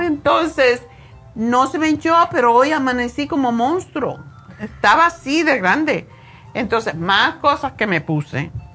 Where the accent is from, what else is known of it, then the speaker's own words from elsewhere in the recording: Cuba; moved away as an adult; also born or lived in Los Angeles; me fui de Cuba